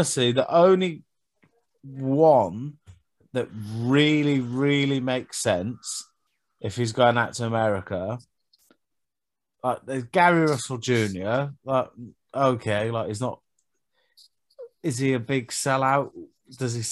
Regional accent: United Kingdom; we're British

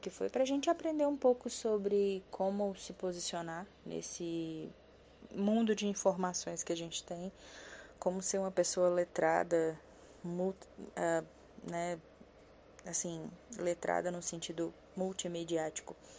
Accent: Brasília, Federal District, Brazil; eu sou de Brasília, moro em Taguatinga, uma das cidades satélites aqui de Brasília.

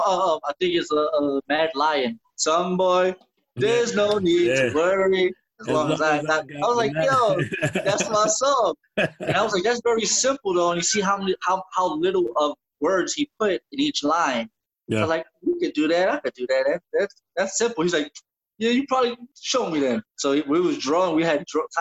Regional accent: New York City, New York, United States; we're from East New York

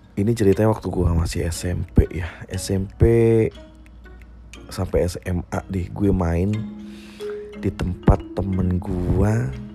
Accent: Indonesia; Desa Kewujon, desa gua dulu

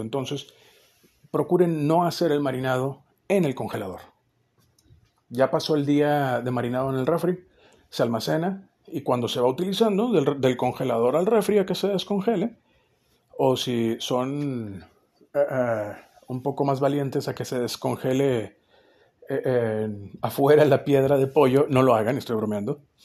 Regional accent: northern Mexico, Mexico; somos norteños

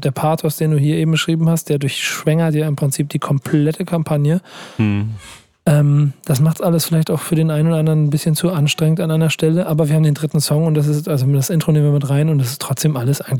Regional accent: Cologne, North Rhine-Westphalia, Germany; Ich als Kölner bist, ne?

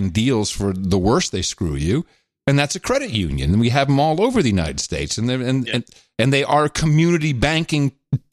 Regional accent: Netherlands; moved away; Growing up in Holland, in the Netherlands

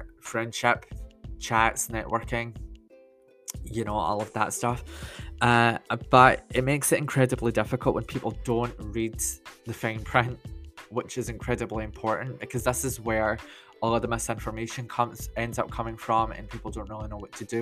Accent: Scotland, United Kingdom; I'm 31, that I'm Scottish

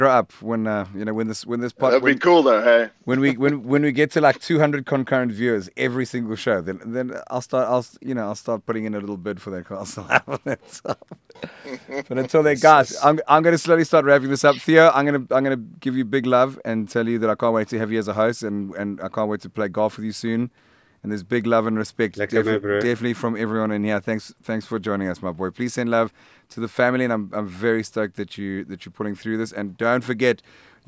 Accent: South Africa; now in Hout Bay, South Africa; I'm a South African rock musician

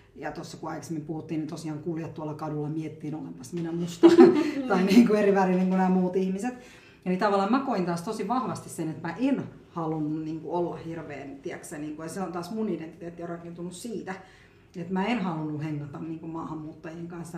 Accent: Finland; also born or lived in India; mä oon oikeasti suomalainen

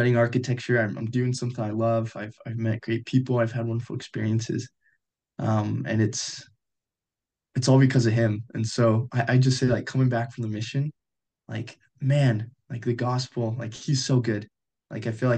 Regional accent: Colorado, United States; moved away as an adult; now in Utah, United States; I grew up in Colorado.

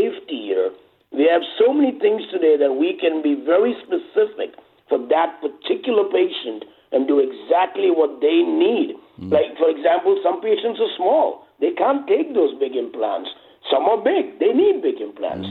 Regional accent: India; moved away as an adult; also born or lived in England / New York; now in Los Angeles, United States; I grew up in India from the age of 10 to 27

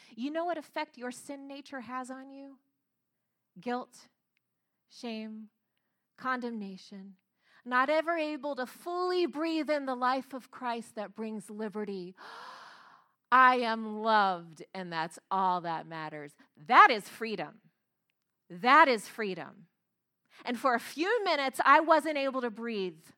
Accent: Florida, United States; I grew up in Florida, and I grew up very close to a lake

